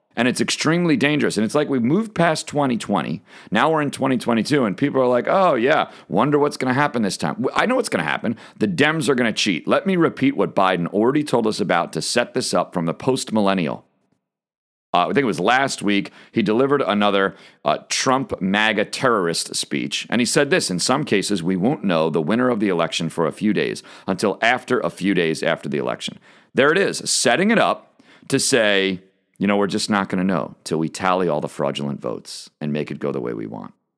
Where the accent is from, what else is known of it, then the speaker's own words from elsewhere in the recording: United States; being an American